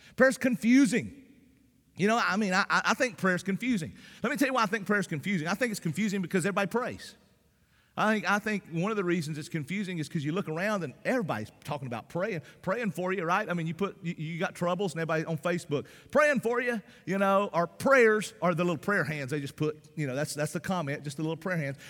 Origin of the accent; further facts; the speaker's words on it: the South, Southern United States, United States; accent: Southern; because of my Southern accent